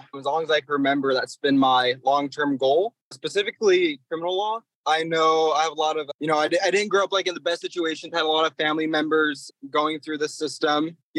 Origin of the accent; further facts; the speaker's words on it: Washington, United States; It's a little town in Washington.